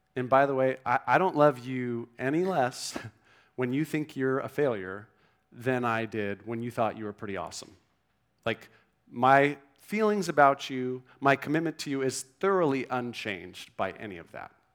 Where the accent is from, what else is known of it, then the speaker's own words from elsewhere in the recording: Newport Beach, California, United States; moved away as an adult; also born or lived in Vancouver, Canada; I grew up in Newport Beach, grew up, great family